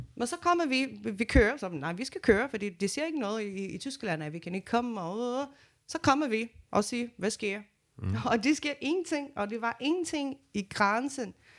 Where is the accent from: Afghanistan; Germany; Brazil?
Brazil; Danish is a second language; now in Denmark; jeg kommer fra Brasilien